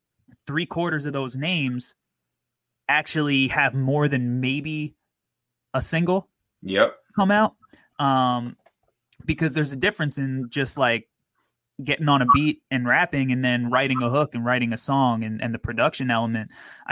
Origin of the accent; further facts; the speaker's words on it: New York, United States; growing up in New York in the early 2000s